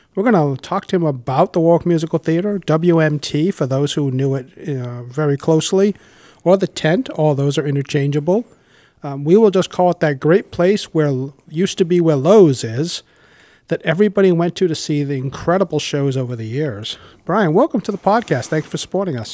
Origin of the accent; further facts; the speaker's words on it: Warwick, Rhode Island, United States; I grew up in Warwick